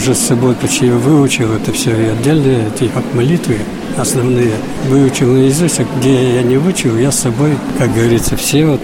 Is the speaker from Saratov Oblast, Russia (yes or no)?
no; Udmurtia, Russia; Потому что я чистокровный удмурт.